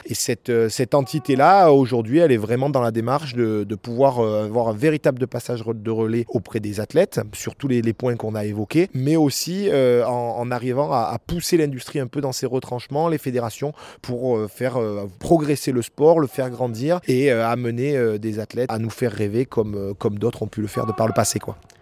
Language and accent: French; La Grave de Peille, Provence-Alpes-Côte d'Azur, France; j'ai grandi avec euh, à la Grave de Paye